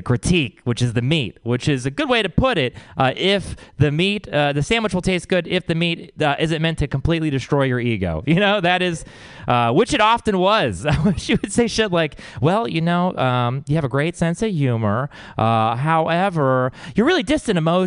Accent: Texas, United States; I come from Texas

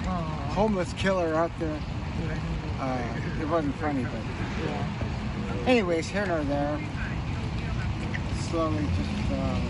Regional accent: Alaska, United States; now in Washington, United States; I'm originally from Alaska

